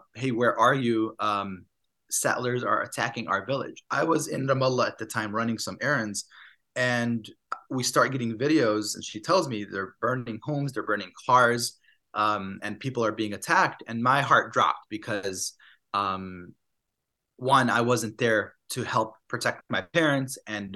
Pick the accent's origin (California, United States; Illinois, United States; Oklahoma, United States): Illinois, United States; Chicago; also born or lived in Palestine / Massachusetts; I went to Harvard University, came back home to Chicago